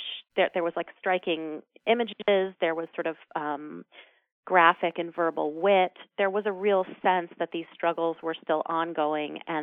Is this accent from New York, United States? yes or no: yes; New York City, New York, United States; my co-founders and I grew up in New York City